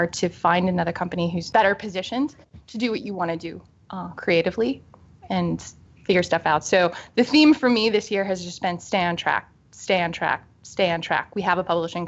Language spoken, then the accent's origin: English; Columbus, Ohio, United States; now in Baltimore, United States; I'm from Columbus, Ohio. We live in Baltimore, Maryland now